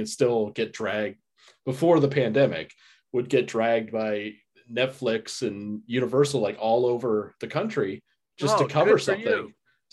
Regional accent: Florida, United States; I'm from Florida

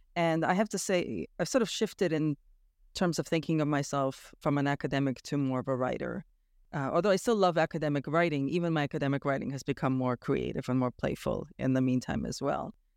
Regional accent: Toronto, Ontario, Canada; moved away as an adult; also born or lived in Romania; now in Bonn, Germany; I grew up in Toronto, Canada

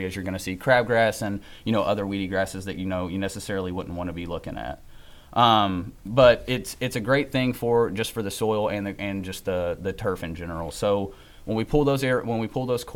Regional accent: Nicholasville, Kentucky, United States; I'm from Nicholasville, Kentucky.

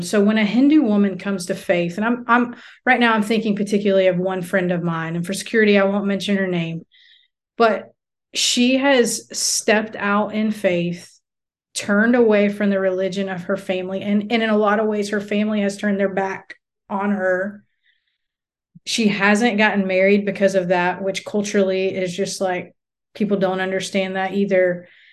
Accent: United States; moved away as an adult; as an American woman

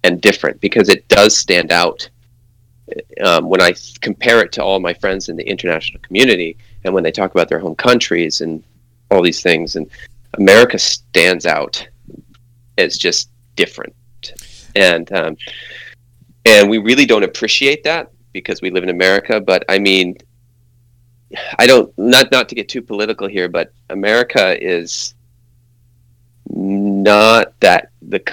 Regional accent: Maine, United States; moved away; also born or lived in California; But I'm originally from Maine and then moved to California

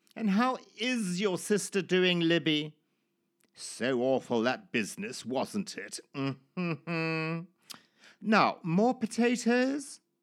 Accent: Zimbabwe; born or raised there; moved away

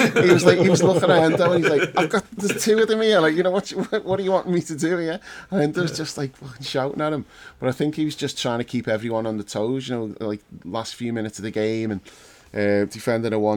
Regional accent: England, United Kingdom; I don't really class myself as English. I am, but I'd rather not be.

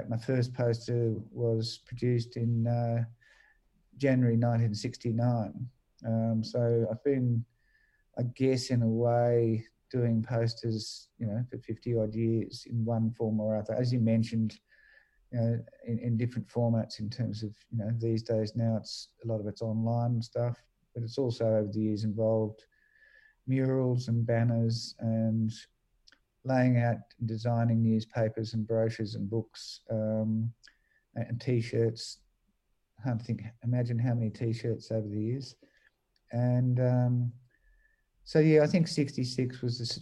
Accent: Australia

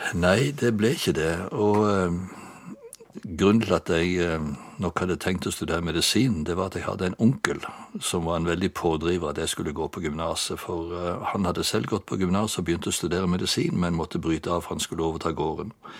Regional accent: Bjerkreim, Rogaland, Norway; also born or lived in Egersund / Bryne; jeg er født i Bjerkreim i Rogaland for 73 år siden

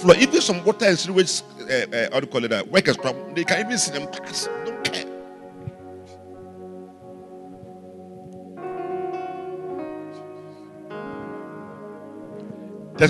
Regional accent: Ghana; As a Ghanaian

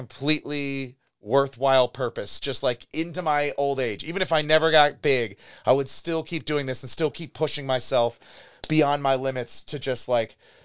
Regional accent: Chagrin Falls, Ohio, United States; also born or lived in Cleveland, Ohio; I grew up in Chagrin Falls, a Catholic school all my life, and then went to Cleveland State for college.

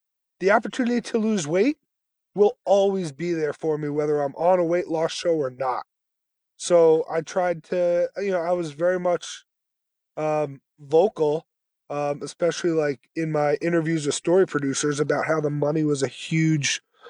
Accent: New Jersey, United States; also born or lived in Brooklyn, New York; so I was born in Brooklyn, grew up in New Jersey, went to college in Mass

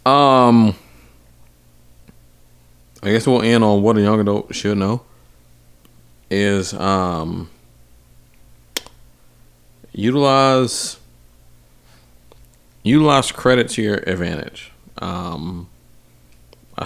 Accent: Atlanta, Georgia, United States; moved away; I was from Atlanta

